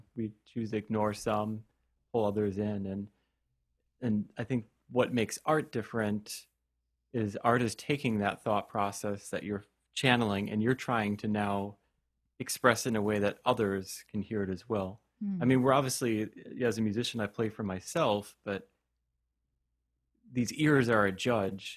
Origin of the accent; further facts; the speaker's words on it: Stevens Point, Wisconsin, United States; it was at a music store in Stevens Point, my hometown